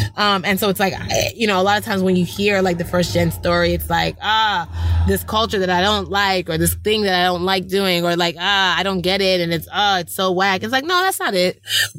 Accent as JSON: {"language": "English", "country": "Nigeria", "said": "Being Nigerian has helped me so much be a better American and a better person in this industry."}